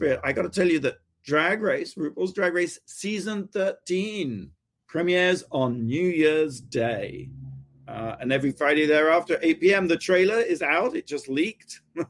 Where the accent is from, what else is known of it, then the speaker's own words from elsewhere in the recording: Gosport, South East England, United Kingdom; my hometown. I got the Gosport, which is just across the water from the Isle of Wight.